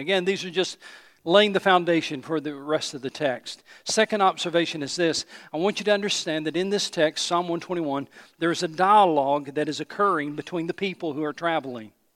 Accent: Johnson City, Tennessee, United States; I grew up in Johnson City, Tennessee, East Tennessee, so I grew up around mountains

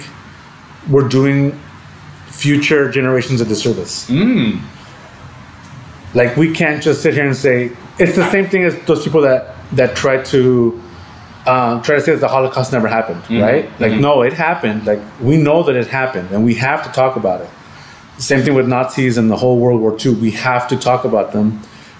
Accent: Mexico; So I'm still from Mexico?

